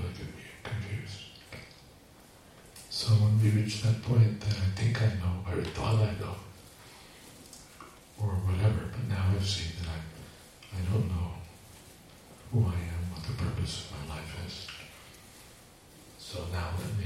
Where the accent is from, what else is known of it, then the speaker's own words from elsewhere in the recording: United States; I'm from America